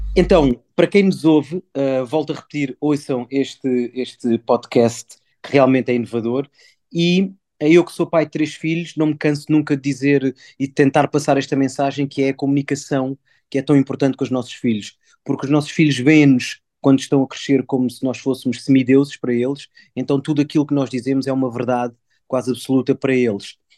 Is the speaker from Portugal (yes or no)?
no; Mozambique; sendo eu africano, nascido em Moçambique